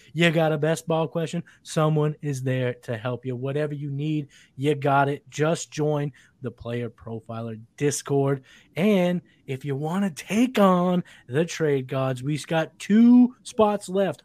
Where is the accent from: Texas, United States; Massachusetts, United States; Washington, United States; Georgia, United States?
Massachusetts, United States; I'm from Massachusetts